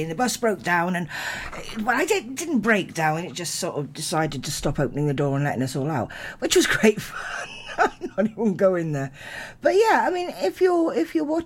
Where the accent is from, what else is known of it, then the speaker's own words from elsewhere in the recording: Narberth, Wales, United Kingdom; growing up in Narberth. I was in Narberth Primary and then Narberth Secondary